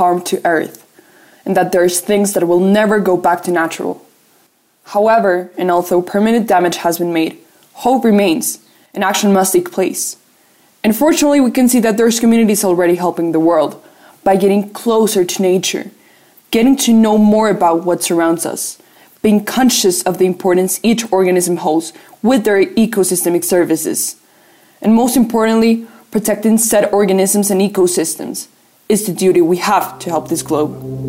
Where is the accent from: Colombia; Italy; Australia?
Colombia; I'm from Colombia and I'm on Planet Classroom.